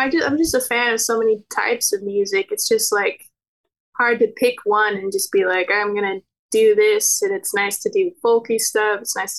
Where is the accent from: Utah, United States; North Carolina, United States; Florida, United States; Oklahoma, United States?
Utah, United States; I am from Utah